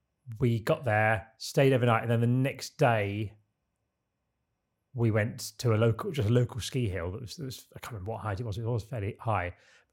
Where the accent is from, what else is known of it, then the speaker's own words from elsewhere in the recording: Boulder, Colorado, United States; Denver's well known for its breweries, as is nearby Boulder, my hometown, and this pretty pub is a good showcase of several.